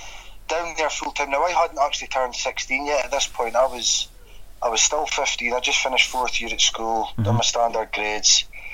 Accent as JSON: {"language": "English", "town": "Aberdeen", "region": "Scotland", "country": "United Kingdom", "tie": "born or raised there", "said": "Aberdeen born and bred, born and raised in Aberdeen."}